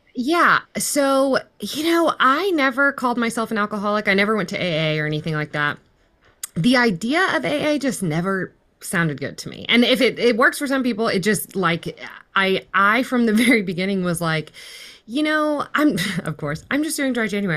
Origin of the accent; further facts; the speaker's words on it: Fort Worth, Texas, United States; I'm currently in Fort Worth, Texas, which is pretty much where I grew up. I grew up in the, um, D F W, which is, like, North Central Texas